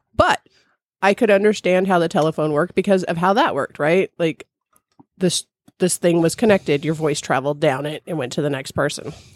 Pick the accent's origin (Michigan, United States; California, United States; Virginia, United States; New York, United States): California, United States; now in Midwest, United States; I grew up in California